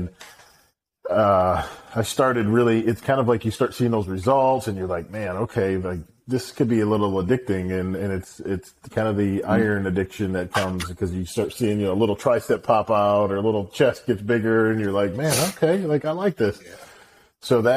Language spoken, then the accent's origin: English; Detroit, Michigan, United States; moved away as an adult; now in Dallas, United States; I grew up in Detroit, Michigan